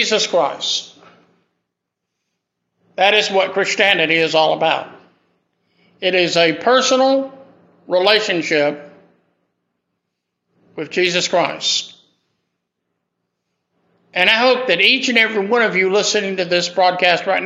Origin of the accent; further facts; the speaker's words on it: Greenville, South Carolina, United States; moved away as an adult; also born or lived in Hattiesburg, Mississippi / New Orleans, Louisiana; my hometown of Greenville, South Carolina